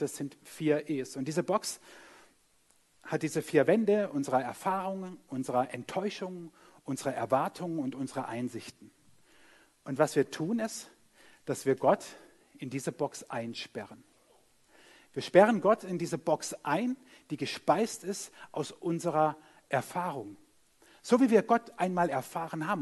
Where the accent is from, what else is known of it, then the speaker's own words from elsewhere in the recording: Germany; wir sind Deutsche, wir sind auch noch an der Schweizer Grenze